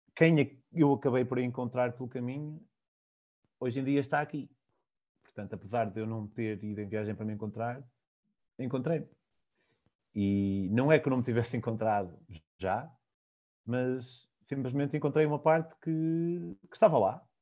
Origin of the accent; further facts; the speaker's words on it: Vale de Cambra, Aveiro District, Portugal; Eu sou de Valcambra e eles fazem lá vinho verde